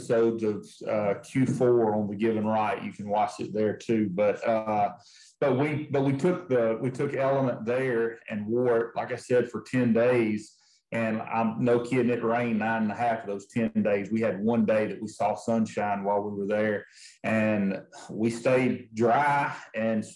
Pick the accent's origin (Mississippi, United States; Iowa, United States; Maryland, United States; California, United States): Mississippi, United States; my hometown there in Mississippi